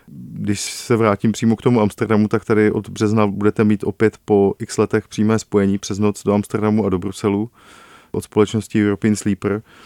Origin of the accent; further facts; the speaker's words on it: Liberec, Liberec Region, Czechia; já jsem z Liberce